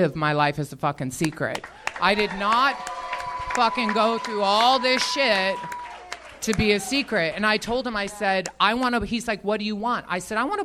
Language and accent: English; Iowa, United States; moved away; I grew up in Iowa